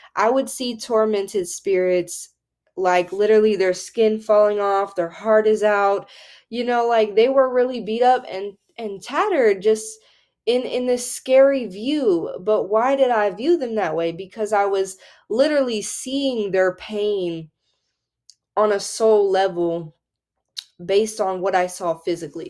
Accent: the Bible Belt, United States; growing up in the Bible Belt

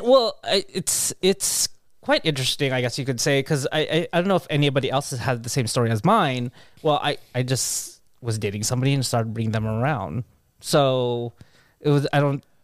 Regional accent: Carson, California, United States; I grew up in Carson

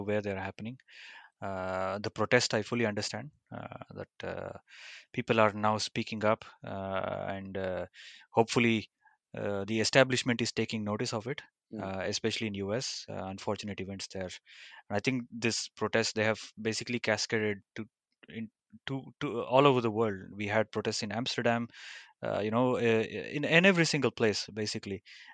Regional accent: India; growing up in India

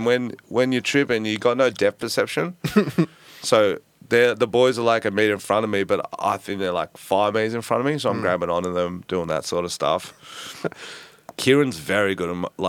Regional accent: Australia

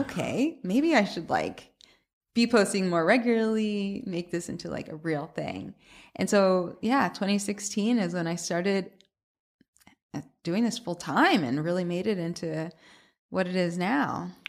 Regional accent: Atlanta, Georgia, United States; moved away as an adult; also born or lived in Boston; now in New York, United States; I'm from Atlanta originally, but I went to school in Boston

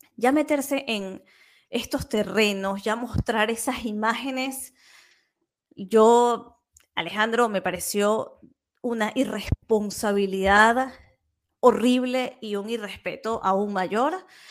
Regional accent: Venezuela; now in Catalonia, Spain; yo como venezolana

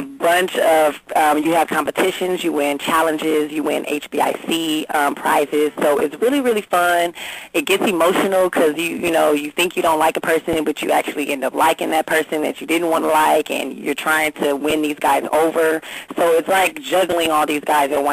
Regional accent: Long Beach, California, United States; I'm from Long Beach, California, born and raised.

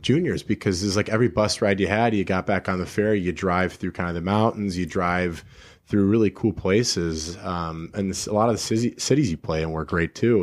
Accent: Edina, Minnesota, United States

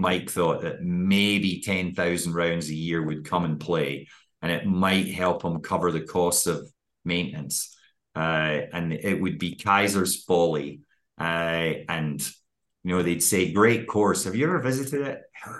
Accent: Scotland, United Kingdom; as a Scotsman

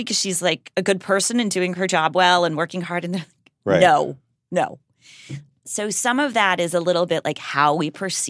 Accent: Los Angeles, California, United States; I grew up first in the Hollywood Hills, like mm-hmm. in the Joan Didion, Hollywood Strangler era.

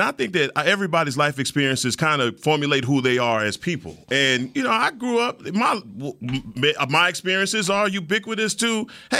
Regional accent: Dallas, Texas, United States; I'm from Oak Cliff, man.

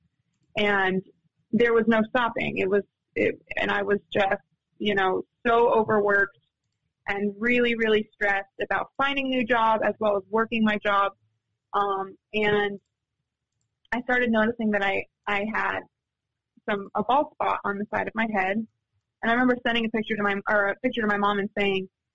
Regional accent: San Diego, California, United States; moved away; I'm from San Diego

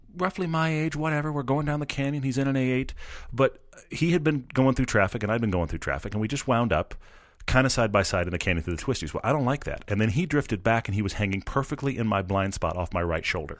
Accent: Texas, United States; I'm from Texas, and most of the colleges in Texas, including Baylor, where I went, are in the Big 12

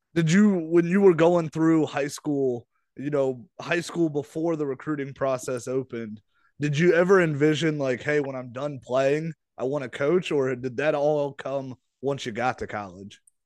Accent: Millersburg, Ohio, United States; I'm from Millersburg, Ohio, and nobody knows where that is

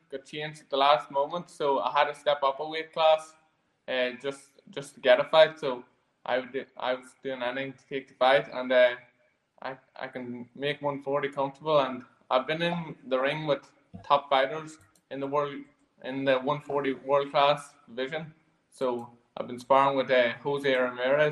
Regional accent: Ireland; we're Irish as well

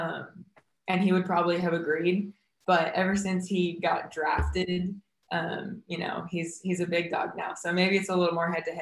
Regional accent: Huntington Beach, California, United States; I'm from Huntington Beach, California. So grew up 10 blocks from the beach

